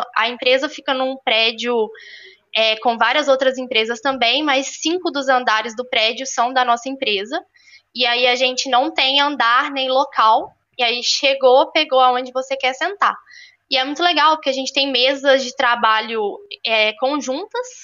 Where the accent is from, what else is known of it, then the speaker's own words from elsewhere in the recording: Belo Horizonte, Minas Gerais, Brazil; also born or lived in Ouro Preto; eu tenho 22 anos, sou natural de Belo Horizonte